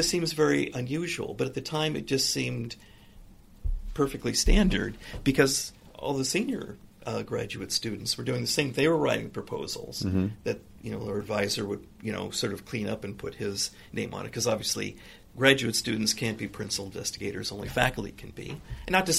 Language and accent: English; Newport Beach, California, United States; also born or lived in Los Angeles area, California; I consider really Newport Beach to be my hometown because I went to junior high and high school there